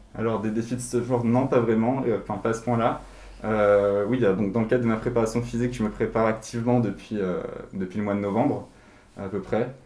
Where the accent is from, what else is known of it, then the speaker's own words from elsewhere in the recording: Paris, Île-de-France, France; moi je suis né et, j'ai grandi à Paris